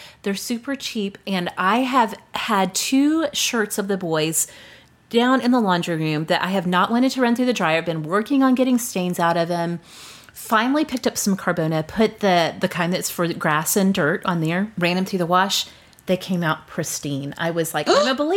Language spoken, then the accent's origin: English; Oklahoma, United States; growing up in Oklahoma, we always started in August